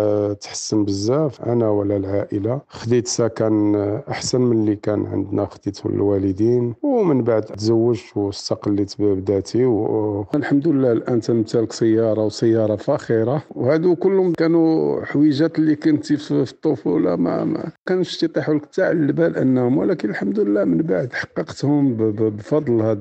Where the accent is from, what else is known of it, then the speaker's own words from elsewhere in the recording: Morocco; فكرت في بلادي المغرب